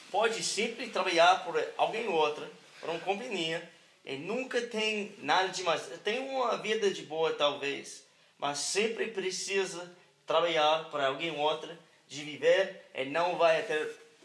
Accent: Hohenwald, Tennessee, United States; born there; Portuguese is a second language; E eu, eu nasci aqui na, na Tennessee, em um, é, é, é cidade muito, muito pequena.

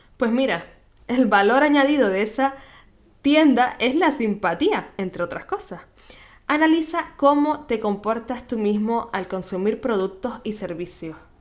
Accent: Canary Islands, Spain; nacida en Canarias

